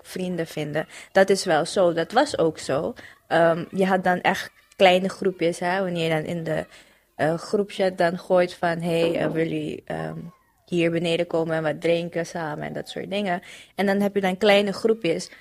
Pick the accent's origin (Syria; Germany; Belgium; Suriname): Suriname; moved away as an adult; now in Netherlands; Gewoon geboren en getogen in Suriname. Ehm, toen ben ik naar hier verhuisd om te studeren.